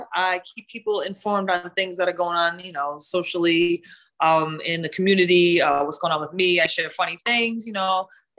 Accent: New England, United States; I'm from New England, so I'm F-bombing it up on there.

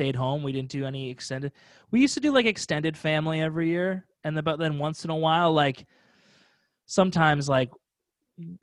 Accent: Midwest, United States; I grew up in the Midwest.

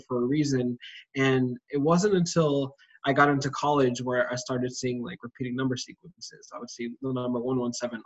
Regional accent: Maryland, United States; also born or lived in Washington, D.C.; I was born in Washington, D.C., raised in Maryland area

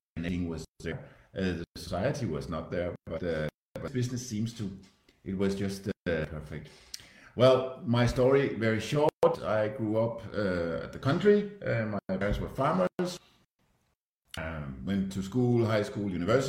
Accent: Denmark; now in Switzerland; I'm Danish, live in Switzerland

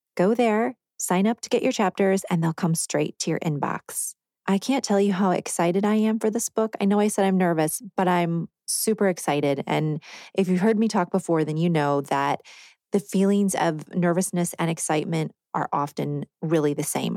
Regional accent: Rockford, Illinois, United States; moved away as an adult; now in Nashville area, United States; I'm from Rockford, Illinois, which is about ninety miles northwest of Chicago in northern Illinois

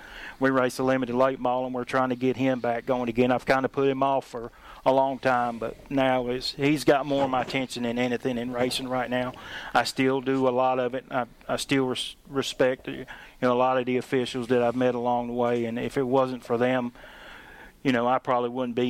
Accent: the South, United States; also born or lived in Massachusetts / New York; I was born up north in Massachusetts, and I grew up down here, so I've been galvanized, as you would say. That's why I don't have an accent from up there.

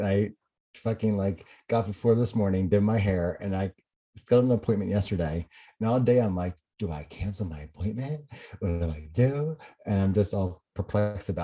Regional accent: New Jersey, United States; moved away; I went over to Jersey and there was this like street festival thing going on in my hometown

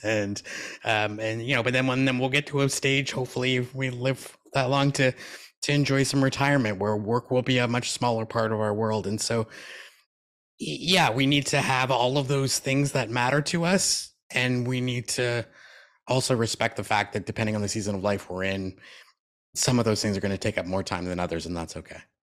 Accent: Canada; I was born in Canada

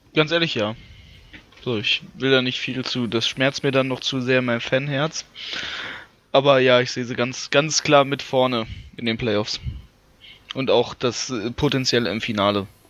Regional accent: Lower Saxony, Germany; ich bin Niedersachse.

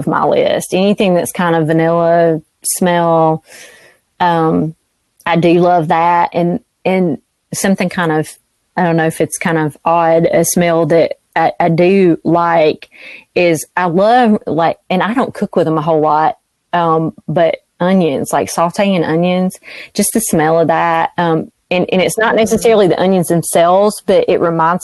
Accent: the South, United States; as a Southerner

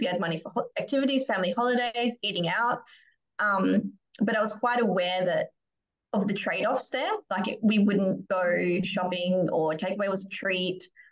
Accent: Perth, Western Australia, Australia; I grew up here in Perth

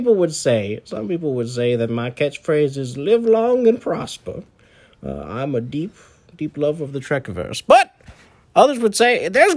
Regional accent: Swords, Leinster, Ireland; Oh, I'm from Ireland. I'm actually from Swords, Dublin, personally. It's about 13 kilometers north of Dublin, technically, but I'm from Swords.

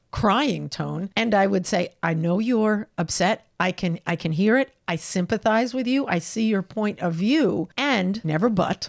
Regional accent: New York, United States; moved away as an adult; also born or lived in California; I'm a New Yorker

